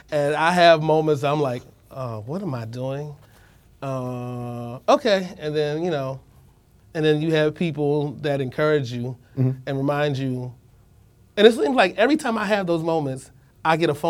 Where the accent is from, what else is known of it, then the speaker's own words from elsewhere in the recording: Philadelphia, Pennsylvania, United States; growing up in Philly